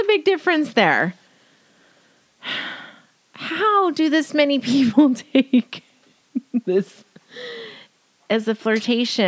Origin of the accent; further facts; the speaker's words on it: Riverside, California, United States; also born or lived in Jacksonville, Florida; I grew up in Riverside